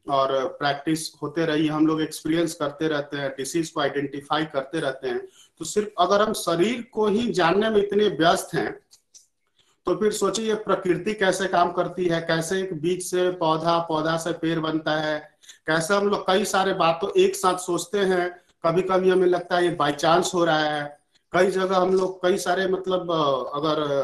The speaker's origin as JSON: {"language": "Hindi", "country": "India", "tie": "born or raised there", "said": "बचपन से ही क्योंकि हम लोग इंडिया में पले भरे हैं"}